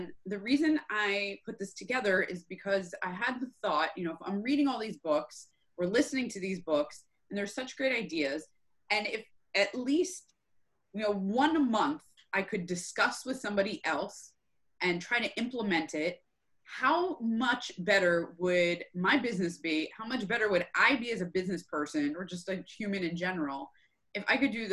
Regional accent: New Jersey, United States; moved away; I'm originally from New Jersey

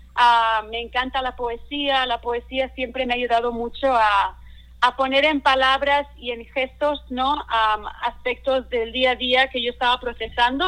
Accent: Catalonia, Spain; first language Catalan; Spanish is a second language; now in Seattle, United States; como el mío, como el catalán

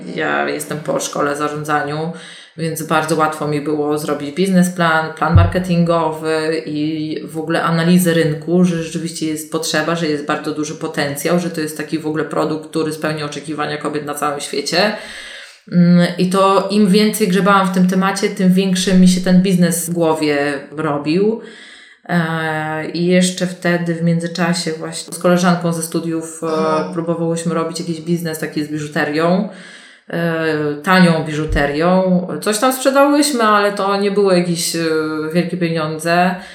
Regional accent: Poland; ja się urodziłam i wychowałam na wsi e, w wielodzietnej rodzinie

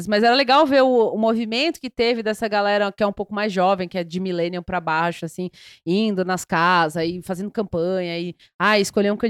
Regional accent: Rio de Janeiro, Brazil; Doutor, eu sou carioca.

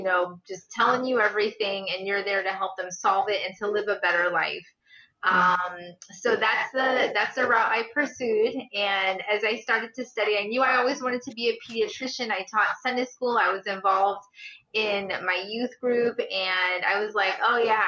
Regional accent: Guyana; now in St. Louis, United States; I was born in Guyana, South America to pastor parents

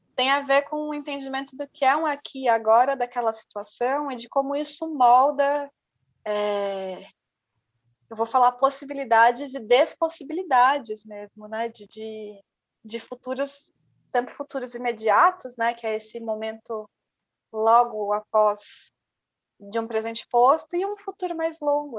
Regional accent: São Paulo, Brazil; Eu sou da Zona Norte, mas é uma Zona Norte que eu não acesso

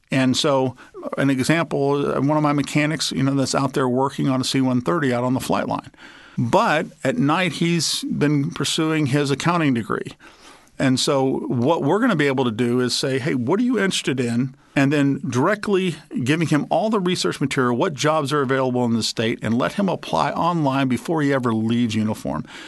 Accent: Arkansas, United States; my home state

